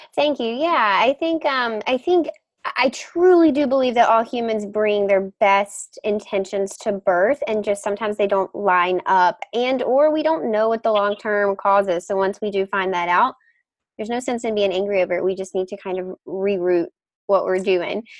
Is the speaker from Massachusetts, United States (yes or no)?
no; Mississippi, United States; now in Boston, United States; I grew up in Mississippi, um, so this rural part of the United States 100% hits home for me.